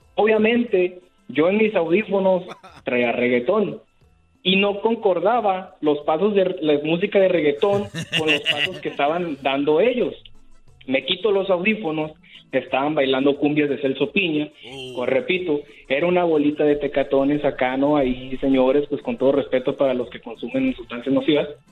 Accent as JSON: {"language": "Spanish", "town": "Tijuana", "region": "Baja California", "country": "Mexico", "moved": "yes", "lives_now": "San Diego, United States", "said": "soy de Tijuana"}